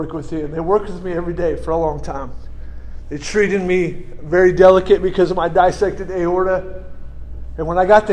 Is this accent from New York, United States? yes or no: no; California, United States; moved away; I'm a Californian originally